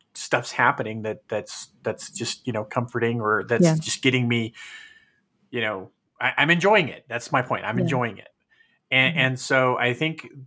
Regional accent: California, United States; we grew up in California

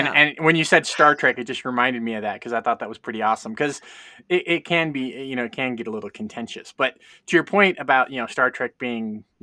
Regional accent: Fresno, California, United States; I grew up in Fresno and Bulldog country.

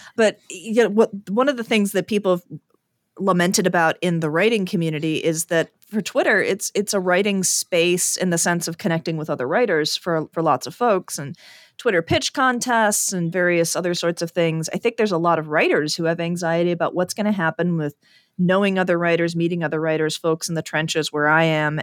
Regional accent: Chicago, Illinois, United States; I am from Chicago, and self-dealing is an ancient tradition amongst our people

